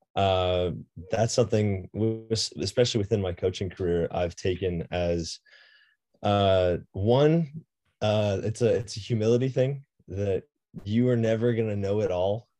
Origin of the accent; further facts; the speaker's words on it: Boulder, Colorado, United States; born and raised in Boulder, Colorado.